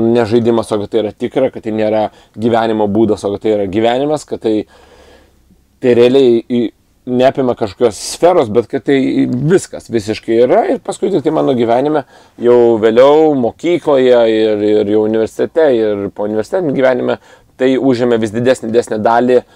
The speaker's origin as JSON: {"language": "Lithuanian", "country": "Lithuania", "tie": "born or raised there", "said": "gavau pasą dėl to gimimo Lietuvoje."}